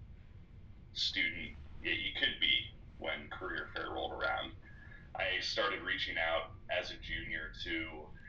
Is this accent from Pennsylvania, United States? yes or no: no; Springboro, Ohio, United States; I'm originally from Springboro, Ohio, which is not far from Miami's Middletown campus, and grew up in the area